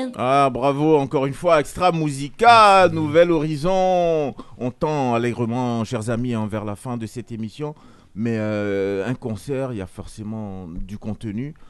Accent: France; en tant que français

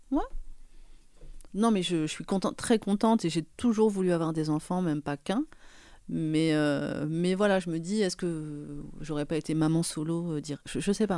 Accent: Paris, Île-de-France, France; Nous, on est parisiens, enfin moi je suis parisienne

